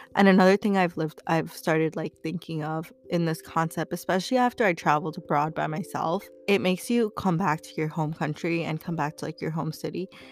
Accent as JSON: {"language": "English", "country": "United States"}